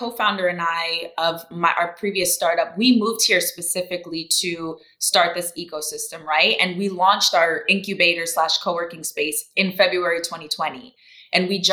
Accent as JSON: {"language": "English", "town": "Orlando", "region": "Florida", "country": "United States", "tie": "born or raised there", "also_born_or_lived": "Brazil / Tallahassee, Florida", "said": "I grew up in Orlando, Florida, to Jamaican parents"}